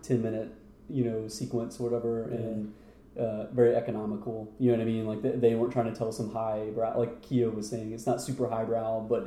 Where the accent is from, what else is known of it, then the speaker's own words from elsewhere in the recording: United States; me being an American